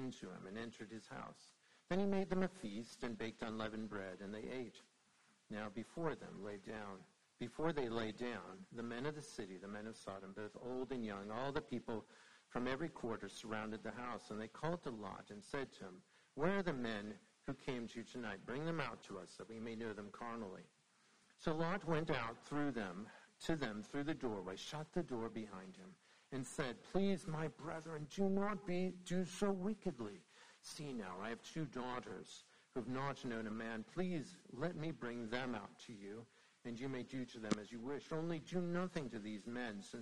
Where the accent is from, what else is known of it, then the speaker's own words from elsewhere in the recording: Indiana, United States; now in Brookneal, United States; I'm actually from Indiana